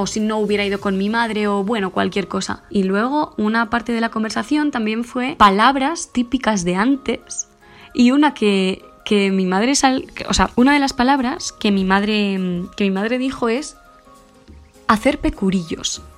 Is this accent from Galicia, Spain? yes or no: no; Huerta de Rey, Castile and León, Spain; moved away as an adult; also born or lived in Madrid; a mi pueblo, Huerta del Rey, que es un pueblecito pequeño de Burgos